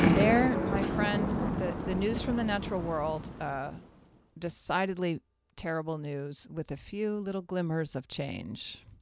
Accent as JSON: {"language": "English", "region": "New Mexico", "country": "United States", "tie": "born or raised there", "said": "My home state"}